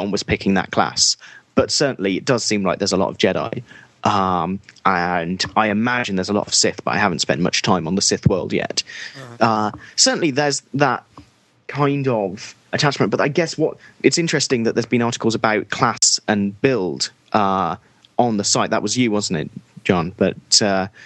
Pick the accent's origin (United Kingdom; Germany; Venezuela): United Kingdom; as a British person